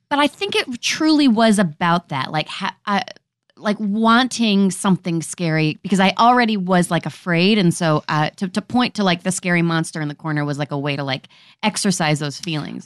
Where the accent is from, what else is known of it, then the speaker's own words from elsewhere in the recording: Richmond, Virginia, United States; also born or lived in Bronx, New York / Ridgewood, New Jersey; Grew up in Richmond, Virginia, with like my New Yorker parents